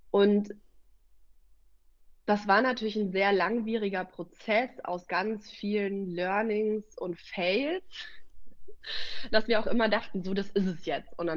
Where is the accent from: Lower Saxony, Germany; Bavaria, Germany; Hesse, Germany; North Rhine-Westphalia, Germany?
Bavaria, Germany; Munich; Also wir kommen ja aus der Stadt. Ähm, ich, wir